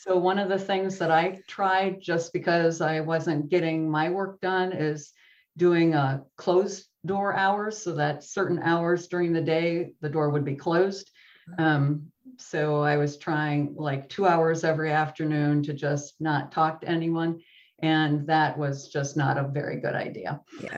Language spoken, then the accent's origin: English; Wisconsin, United States; accent: Midwest; also born or lived in Virginia / California; now in Silicon Valley, United States; I am originally from Wisconsin